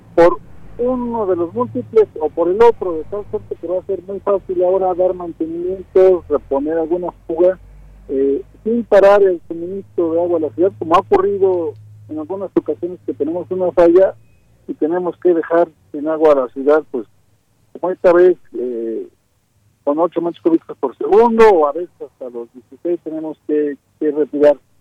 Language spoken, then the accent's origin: Spanish; Mexico City, Mexico; yo soy de la Ciudad de México